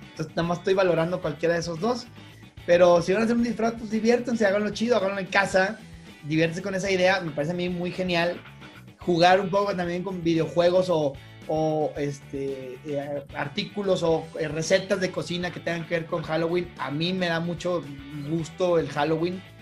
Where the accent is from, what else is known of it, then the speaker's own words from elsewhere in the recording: Northeast Mexico, Mexico; no es que yo no me sienta como mexicano o así, pero definitivamente las culturas como las tecas, eh, bueno, la maya ni se diga, que es muchísimo más del centro del país, pero pues las culturas mexicanas, las culturas así prehispánicas, no son de los norestenses, nos moleste no nos moleste